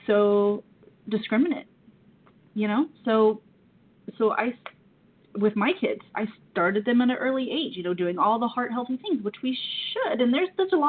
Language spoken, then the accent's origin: English; the South, United States; I'm from the South